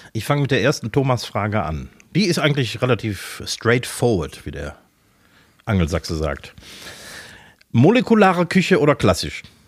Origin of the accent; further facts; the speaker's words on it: Essen, North Rhine-Westphalia, Germany; also born or lived in Mülheim an der Ruhr; ich wurde tatsächlich in, in Essen, Essen-Werden geboren